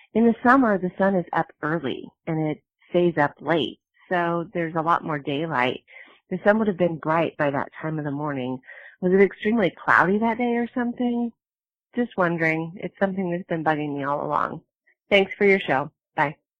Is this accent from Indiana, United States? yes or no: yes; Michigan City, Indiana, United States; I grew up in Michigan City, Indiana, close to you.